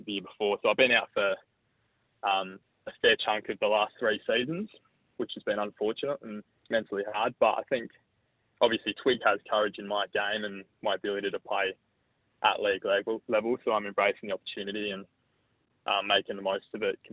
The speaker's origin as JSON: {"language": "English", "town": "Port Lincoln", "region": "South Australia", "country": "Australia", "tie": "born or raised there", "moved": "as an adult", "lives_now": "Adelaide, Australia", "said": "I was born in Adelaide, moved to Port Lincoln when I was about 10 years old, grew up there"}